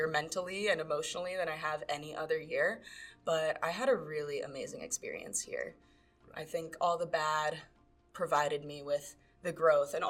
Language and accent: English; New York City, New York, United States; moved away as an adult; now in Denver, United States; I am originally from New York City